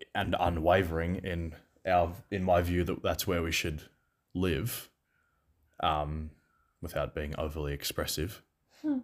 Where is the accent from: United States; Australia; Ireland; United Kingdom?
Australia; Seymour, Victoria; also born or lived in Melbourne; in Seymour, my hometown